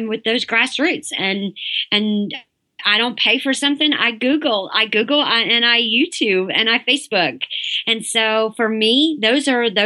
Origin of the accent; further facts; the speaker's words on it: the South, United States; I'm from the South.